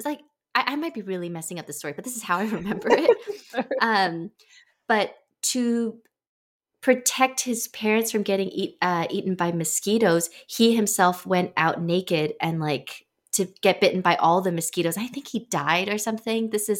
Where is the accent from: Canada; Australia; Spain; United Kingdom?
United Kingdom; England; I feel like that I'm English and Chinese. {S0} Yeah. {S1} Like in how I grew up, there was always that interplay.